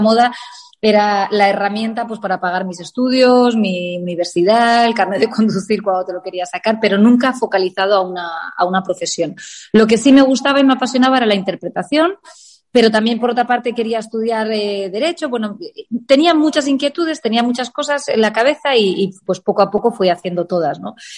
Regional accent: Elche, Valencian Community, Spain; moved away as an adult; also born or lived in Alicante / Madrid; now in Palma de Mallorca, Spain; es verdad que soy nacida en Alicante, pero he vivido toda mi infancia en Elche y a los 18 años me voy a Madrid

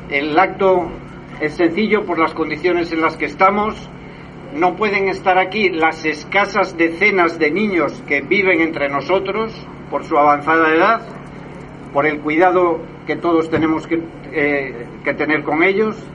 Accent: Tbilisi, Georgia; born there; Siempre fuimos los niños de Rusia. Yo nací en Tbilisi, en Georgia, pero bueno, siempre fuimos todos los niños de Rusia.

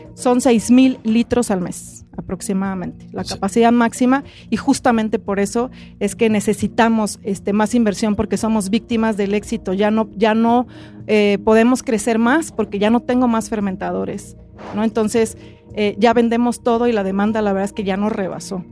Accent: Oaxaca, Mexico; yo soy de Oaxaca y la verdad es que soy orgullosamente oaxaqueña

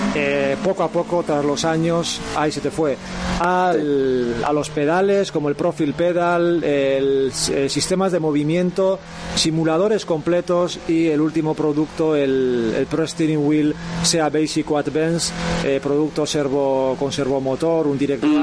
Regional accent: Irun, Basque Country, Spain; now in Hondarribia, Spain; soy de Irún, de Guipúzcoa y, bueno, ahora por circunstancias vivo en, en Ondarribía

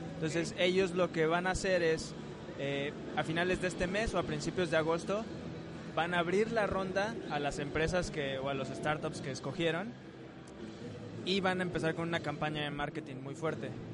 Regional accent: Mexico; como mexicanos lo vemos

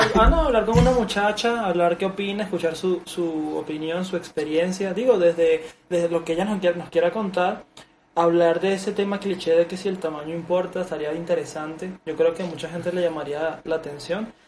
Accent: Venezuela; now in Mexico; Porque yo en Venezuela tuve una etapa de, de ligar, pero fue en la secundaria.

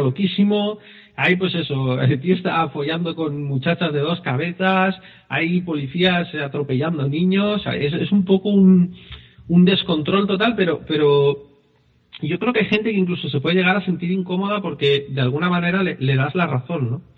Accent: Spain; No somos de otro país, somos españoles

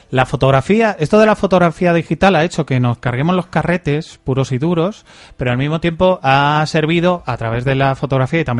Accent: Albacete, Castilla-La Mancha, Spain

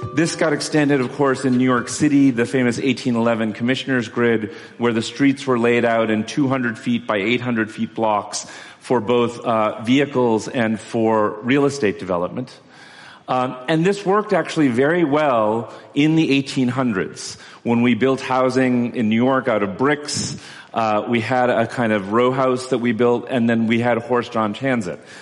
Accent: Kolkata, West Bengal, India; I'm from Calcutta

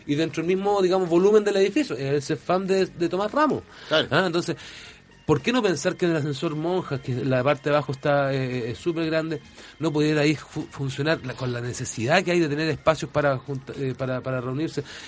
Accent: Valparaíso, Chile; yo soy arquitecto, soy porteño, profundamente de padres, madre, abuelos, bisabuelos

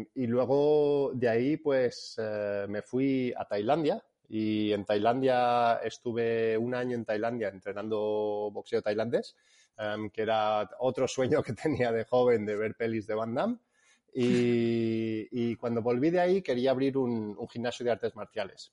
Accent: Spain; also born or lived in England; Soy inglés, pero fui criado aquí en, en España.

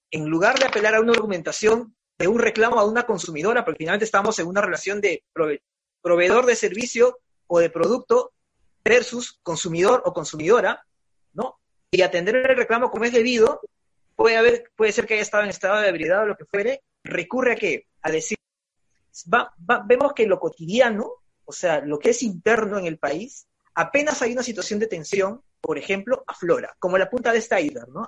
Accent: Peru; nos sentimos orgullosos de ser peruanos

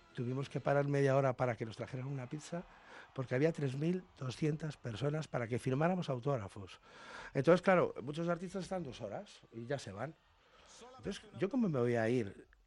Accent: Spain; nosotros los españoles

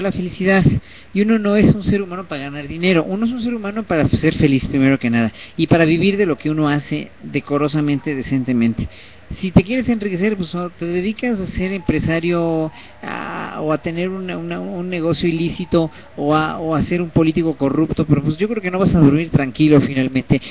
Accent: Mexico; soy mexicano, soy gay, soy clase mediero

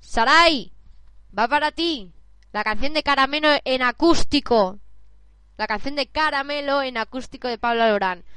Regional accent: Barcelona, Catalonia, Spain; yo soy de Barcelona

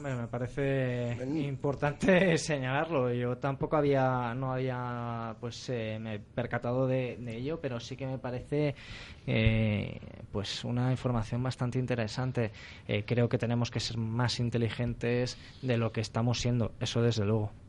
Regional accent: Catalonia, Spain; como, como, catalán, como español

